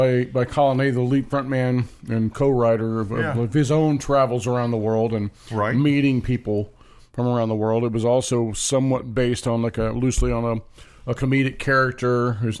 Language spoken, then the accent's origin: English; United States; as American teenagers